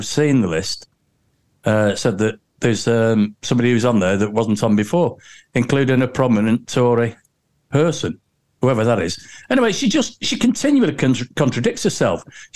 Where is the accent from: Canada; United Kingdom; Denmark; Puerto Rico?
United Kingdom; Warrington, North West England; I was born and bred in Warrington. I've lived in Warrington North for 40 years